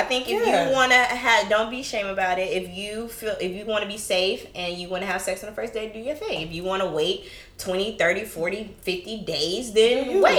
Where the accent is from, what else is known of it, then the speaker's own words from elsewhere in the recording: the South, United States; moved away; I was raised in the South